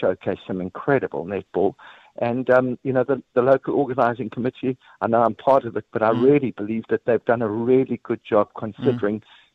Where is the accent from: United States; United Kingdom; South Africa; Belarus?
South Africa; we as South Africans